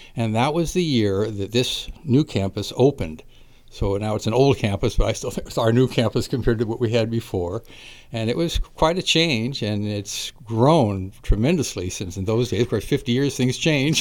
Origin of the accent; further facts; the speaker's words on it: Napa, California, United States; I was born and raised in Napa, went through Napa schools